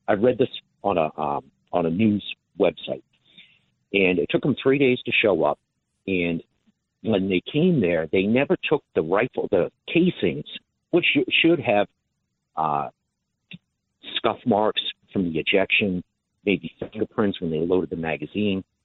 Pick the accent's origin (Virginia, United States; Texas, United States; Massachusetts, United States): Massachusetts, United States; now in Sorrento, United States; I'm from Massachusetts originally